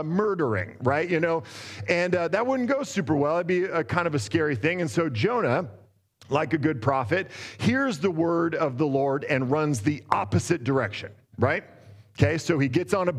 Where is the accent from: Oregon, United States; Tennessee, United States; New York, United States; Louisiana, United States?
Oregon, United States; Boring; moved away as an adult; also born or lived in Portland, Oregon; now in Los Angeles, United States; I grew up in Boring, and I was born in Southeast Portland.